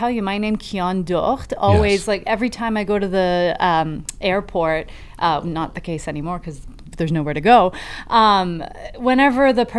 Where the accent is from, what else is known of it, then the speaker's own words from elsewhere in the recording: Des Moines, Iowa, United States; Des Moines, Iowa.